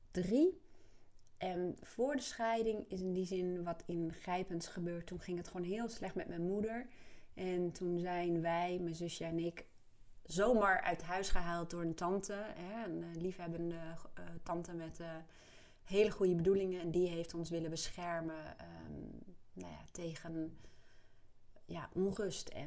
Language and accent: Dutch; Apeldoorn, Gelderland, Netherlands; born there; ik ben geboren in Apeldoorn en mijn ouders ehm, waren toen begin 20, jonge ouders dus.